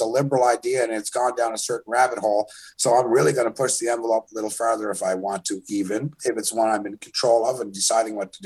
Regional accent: Canada; as a Canadian artist

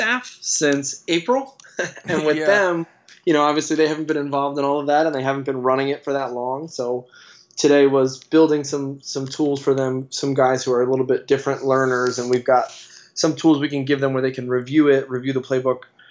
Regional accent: central New Jersey, United States; I grew up in central New Jersey, and I'm from a basketball family

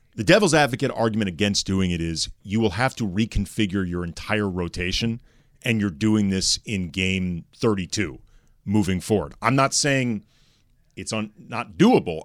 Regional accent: St. Louis, Missouri, United States; moved away as an adult; now in Los Angeles, United States; St. Louis.

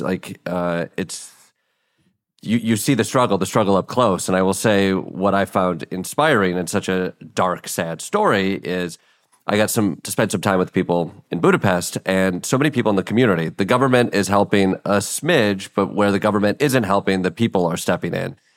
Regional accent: Kalamazoo, Michigan, United States; I grew up in Kalamazoo, Michigan

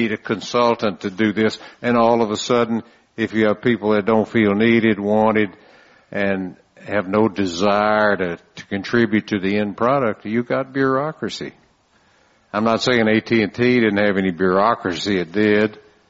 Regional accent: San Antonio, Texas, United States; I'm from San Antonio

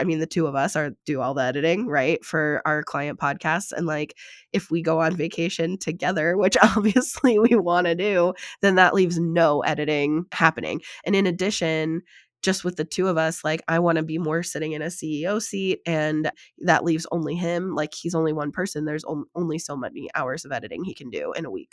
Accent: United States; being American

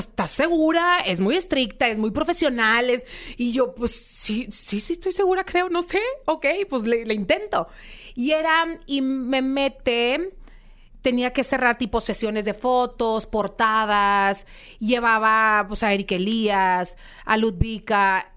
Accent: Monterrey, Nuevo León, Mexico; accent: regio; moved away as an adult; now in Mexico City, Mexico; Ahorita estoy viviendo en Ciudad de México, pero soy de Monterrey, sangre regia

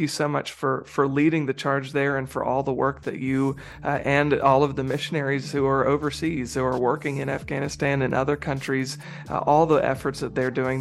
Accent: United States; as an American

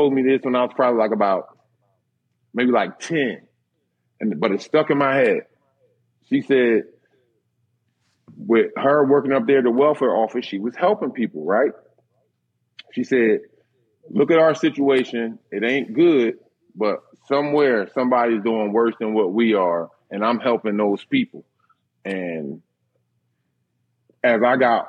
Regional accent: Philadelphia, Pennsylvania, United States; growing up in Philly, we didn't have it all.

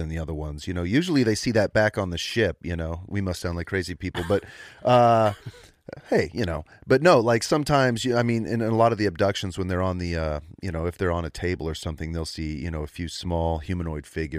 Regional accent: Roswell, New Mexico, United States; now in Georgia, United States; I was born and raised in Roswell, New Mexico.

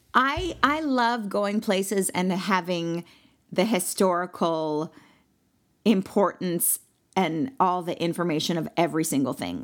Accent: Malibu, California, United States; I'm from Malibu, California

